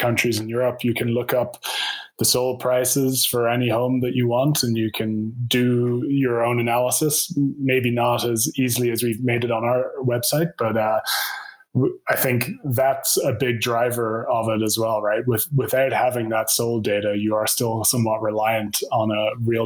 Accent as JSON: {"language": "English", "country": "Ireland", "also_born_or_lived": "United Kingdom / Scandinavia", "moved": "as an adult", "lives_now": "Canada", "said": "I'm from Ireland"}